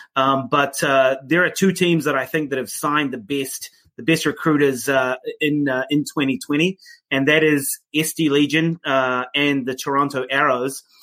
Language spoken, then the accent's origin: English; New Zealand; I'm from New Zealand